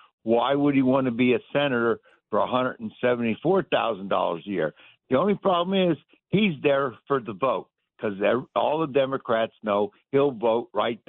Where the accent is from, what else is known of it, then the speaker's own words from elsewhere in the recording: Pennsylvania, United States; I'm from Pennsylvania